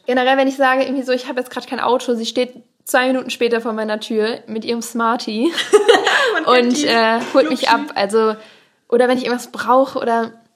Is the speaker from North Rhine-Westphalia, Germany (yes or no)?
yes; Kohlscheid, North Rhine-Westphalia, Germany; aus dem Kaff